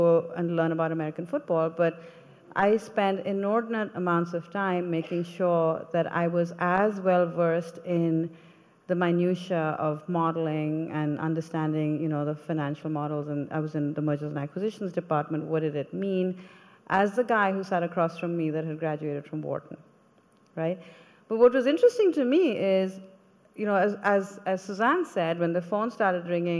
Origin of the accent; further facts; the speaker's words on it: India; When I came from India, I wasn't a woman of color. Everybody looked like me, right?